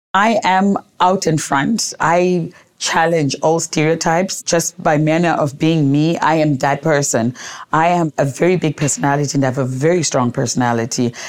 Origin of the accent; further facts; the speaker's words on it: Gweru, Midlands, Zimbabwe; now in Harare, Zimbabwe; I grew up in Zimbabwe in a small town called Gweru. I live in Harare now, but I grew up in Gweru